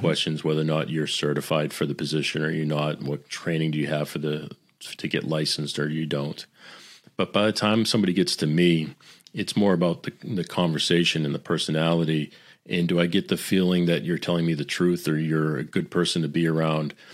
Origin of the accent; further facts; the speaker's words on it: Boston, Massachusetts, United States; I'm, I'm Italian. I'm from Boston